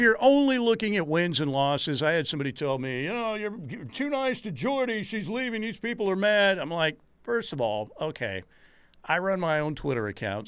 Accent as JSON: {"language": "English", "town": "Norman", "region": "Oklahoma", "country": "United States", "tie": "born or raised there", "said": "Born and raised in Norman."}